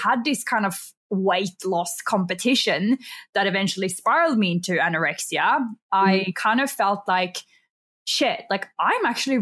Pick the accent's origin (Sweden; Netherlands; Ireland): Sweden; English is a second language; moved away as an adult; also born or lived in Australia; now in Bali, Indonesia; I am actually from Sweden. So if I have a bit of an accent that comes out